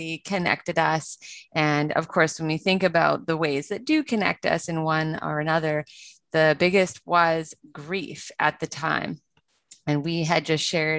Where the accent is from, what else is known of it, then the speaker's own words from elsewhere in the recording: Vancouver, British Columbia, Canada; I grew up in Vancouver, British Columbia in Canada